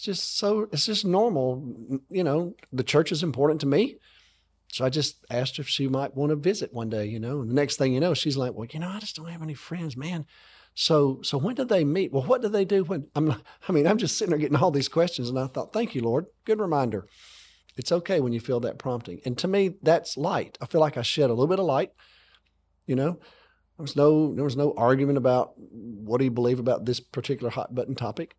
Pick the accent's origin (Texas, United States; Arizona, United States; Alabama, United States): Alabama, United States; I grew up in America, okay, and I, I grew up in Alabama.